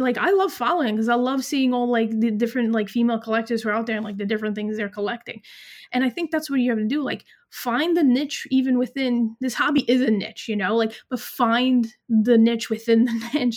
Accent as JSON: {"language": "English", "region": "New York", "country": "United States", "said": "I'm from New York"}